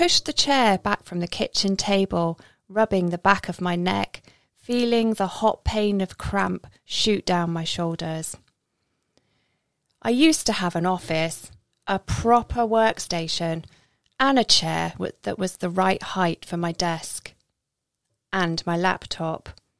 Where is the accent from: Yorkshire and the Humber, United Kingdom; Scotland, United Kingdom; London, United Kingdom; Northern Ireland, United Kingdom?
Scotland, United Kingdom; Isle of Skye; now in England; I'm not from here. I'm in the Midlands at the moment, but I'm from the Isle of Skye. I wasn't born there, hence I haven't got a Scottish accent. But that's where I've lived most of my life.